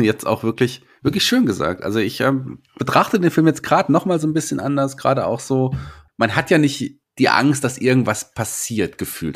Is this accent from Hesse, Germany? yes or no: yes; Fulda, Hesse, Germany; hier bei uns in Fulda? Da kommen wir her